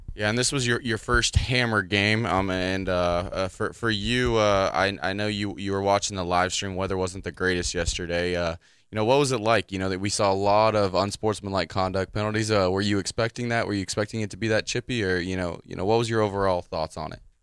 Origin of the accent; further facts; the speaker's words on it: Anderson, Indiana, United States; my hometown team